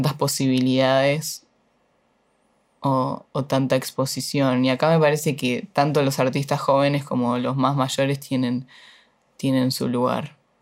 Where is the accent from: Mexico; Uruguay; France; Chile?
Uruguay; moved away as an adult; now in Buenos Aires, Argentina; yo soy re uruguaya en algunas cosas